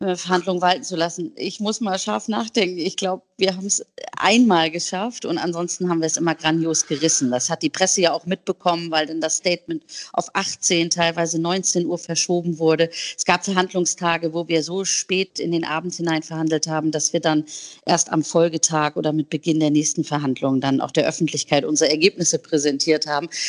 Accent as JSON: {"language": "German", "region": "Hamburg", "country": "Germany", "said": "bei uns in Hamburg"}